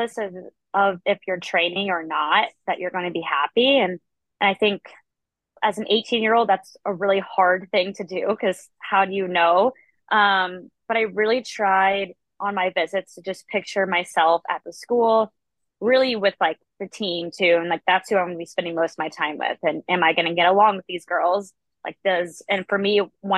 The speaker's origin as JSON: {"language": "English", "town": "Orlando", "region": "Florida", "country": "United States", "tie": "born or raised there", "said": "I grew up in Central Florida in Orlando."}